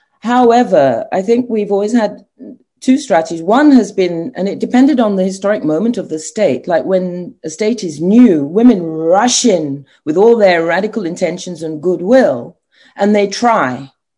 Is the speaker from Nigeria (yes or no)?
yes; Nigeria; now in Ghana; it's such an outrage for me as a Nigerian professor to admit that my country and Ghana, where I'm now working, have the highly educated women, the lowest in politics.